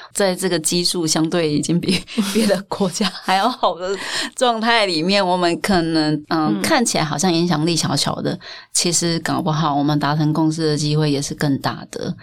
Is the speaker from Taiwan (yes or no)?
yes; Taiwan; 我们台湾人生活，台湾人每个人都吃过盐酥鸡